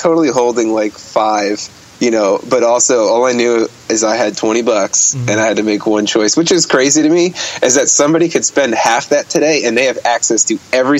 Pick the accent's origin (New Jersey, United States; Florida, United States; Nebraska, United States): New Jersey, United States; Bergenfield; also born or lived in Ohio; Oh, I was born and raised in New Jersey, and I just went to school in Ohio.